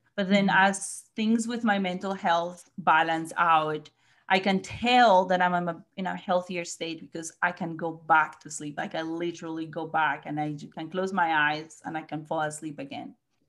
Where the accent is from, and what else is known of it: Colombia; now in Missouri, United States